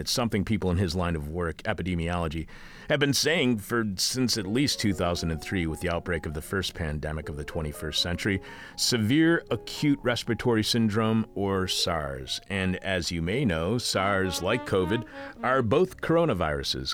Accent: Eastpointe, Michigan, United States; now in Chicago, United States; where I grew up in East Detroit

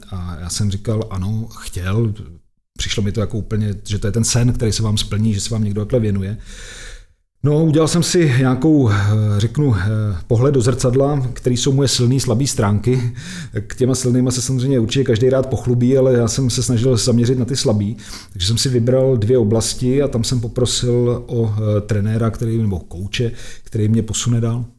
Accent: Czechia; my jako Češi jsme nejšikovnější národ na světě

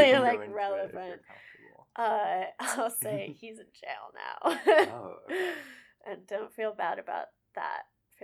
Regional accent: Dix Hills, New York, United States; also born or lived in Orlando, Florida; now in New York City, United States; I grew up in Dix Hills, which is, like, right on the county line of Suffolk and Nassau County

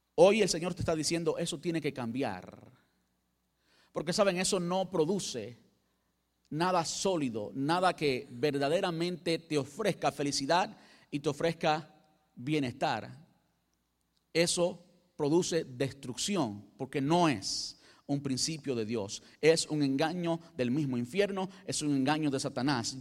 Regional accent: Cuba; Yo soy cubano

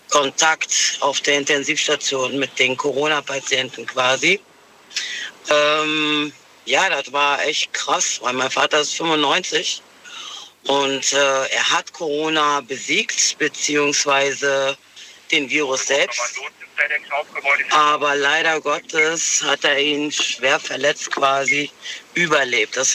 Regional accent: North Rhine-Westphalia, Germany; Ich bin aus dem Köln-Bonner Raum.

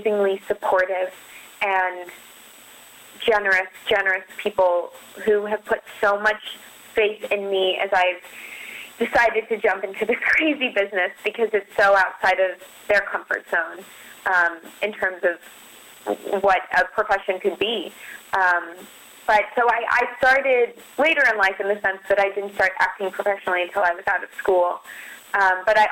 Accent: Denver, Colorado, United States; moved away as an adult; also born or lived in Boston; I grew up in Denver, Colorado

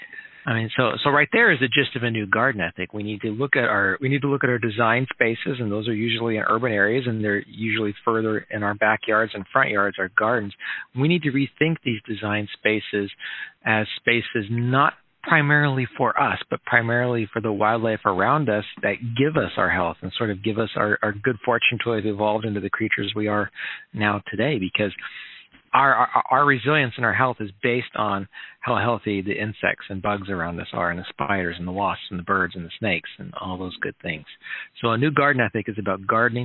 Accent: Minnesota, United States; moved away as an adult; also born or lived in Oklahoma City, Oklahoma / Evansville, Indiana / Ohio; now in Lincoln, United States; my family moved up to Minnesota, and I was there through high school

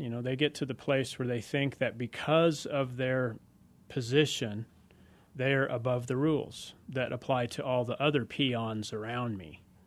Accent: United States; growing up in America, I'm as red-blooded as the next guy out there

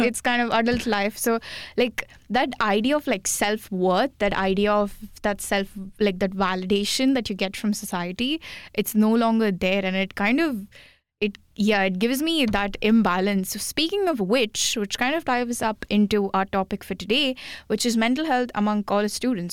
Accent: India; English is a second language; moved away as an adult

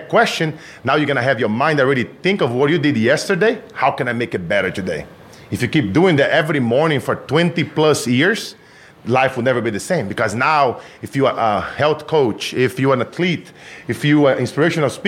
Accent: Brazil; moved away; I grew up in Brazil

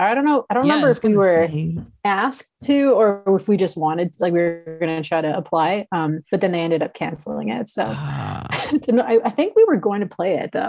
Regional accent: Montreal, Quebec, Canada; moved away; I'm from Montreal. We're all from Montreal originally.

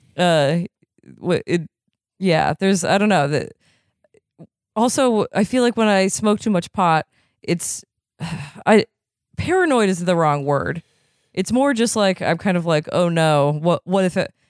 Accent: Vermont, United States; now in California, United States; I am from Vermont

